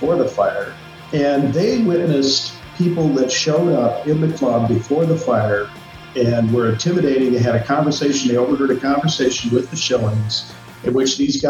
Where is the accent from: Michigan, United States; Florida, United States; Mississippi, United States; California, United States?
Michigan, United States; East Lansing; moved away as an adult; also born or lived in Ann Arbor, Michigan / Arizona; now in Cincinnati, United States; I was born in Michigan, in Ann Arbor, grew up in East Lansing, worked in Arizona for about 10 years, and then moved to Cincinnati